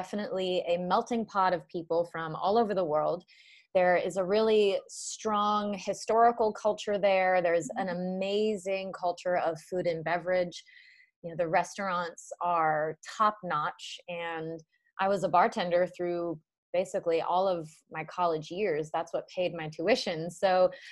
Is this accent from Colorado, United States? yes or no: no; Narragansett, Rhode Island, United States; moved away as an adult; also born or lived in Charleston, South Carolina; I grew up in Narragansett, Rhode Island